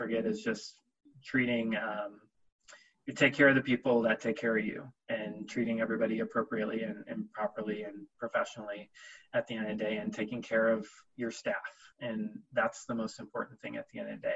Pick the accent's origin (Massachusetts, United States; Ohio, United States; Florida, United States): Ohio, United States; Cleveland; also born or lived in Columbus, Ohio; I grew up outside of Cleveland